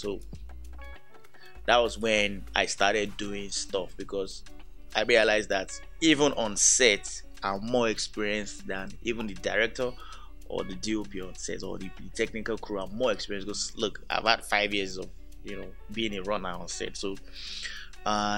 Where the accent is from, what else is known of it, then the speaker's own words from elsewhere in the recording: Lagos, Nigeria; I was born in Lagos, lived all my life in Lagos.